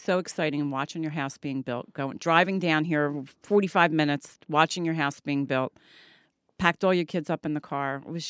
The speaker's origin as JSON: {"language": "English", "area": "Delaware County", "region": "Pennsylvania", "country": "United States", "tie": "born or raised there", "moved": "as an adult", "lives_now": "Williamstown, United States", "said": "I grew up in Delaware County."}